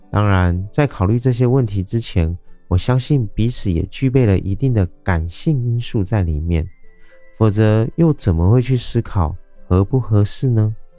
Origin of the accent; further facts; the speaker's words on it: Taiwan; 我是一位来自台湾喜欢旅行与热爱交朋友的